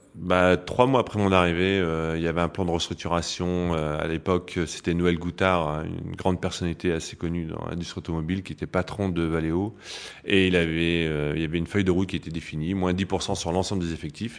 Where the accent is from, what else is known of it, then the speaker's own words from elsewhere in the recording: Picardy, Hauts-de-France, France; moved away as an adult; also born or lived in Metz; je ne suis pas Lorrain, non, non, je suis Picard d'origine.